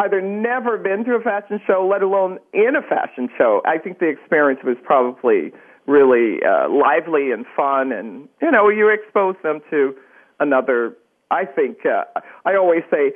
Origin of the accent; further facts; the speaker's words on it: upstate New York, United States; moved away as an adult; now in New Jersey, United States; I grew up in upstate New York